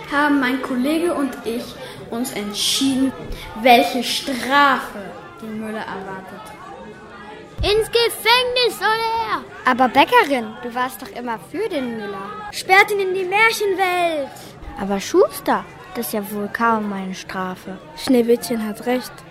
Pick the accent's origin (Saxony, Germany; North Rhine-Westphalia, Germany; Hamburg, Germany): Hamburg, Germany; bin zehn Jahre alt und wir kommen aus Hamburg.